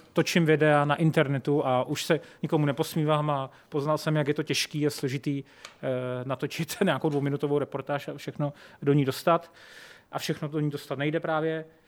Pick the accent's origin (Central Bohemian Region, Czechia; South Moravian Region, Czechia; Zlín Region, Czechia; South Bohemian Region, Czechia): South Bohemian Region, Czechia; České Budějovice; now in Prague, Czech Republic; já jsem vlastně, jak pocházím z Českých Budějovic a vždycky jsem říkal, že, že nikdy nechci skončit v Praze, šel jsem do té Prahy.